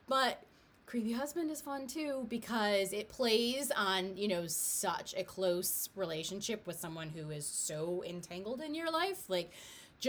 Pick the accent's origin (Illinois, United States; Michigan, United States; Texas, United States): Michigan, United States; Detroit; I grew up in Detroit